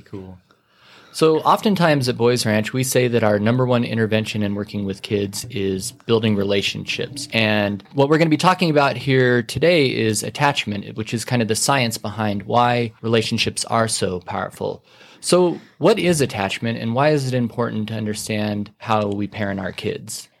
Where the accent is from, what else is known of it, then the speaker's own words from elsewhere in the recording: Casper, Wyoming, United States; now in Amarillo, United States; I grew up in Casper, Wyoming